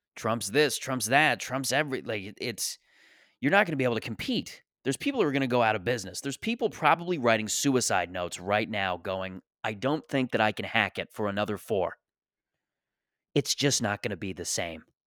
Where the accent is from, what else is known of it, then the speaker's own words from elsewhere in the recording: Canada; as a Canadian